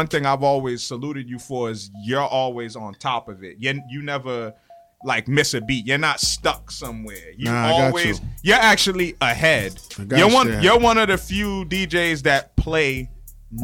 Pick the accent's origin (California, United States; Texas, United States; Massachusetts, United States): Massachusetts, United States; Boston; I'm from Four Corners. Dorchester